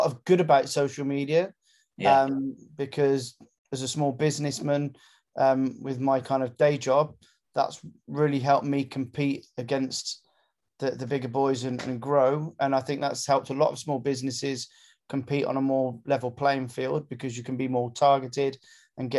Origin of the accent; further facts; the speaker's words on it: Gloucester, South West England, United Kingdom; I grew up in Gloucester